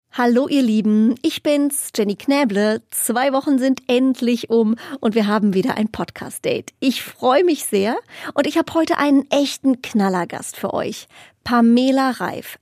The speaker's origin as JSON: {"language": "German", "region": "Hesse", "country": "Germany", "said": "für mich als Hessin"}